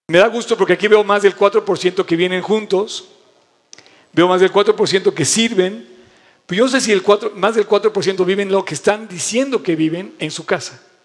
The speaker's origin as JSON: {"language": "Spanish", "country": "Mexico", "said": "tengo una vida como mexicano"}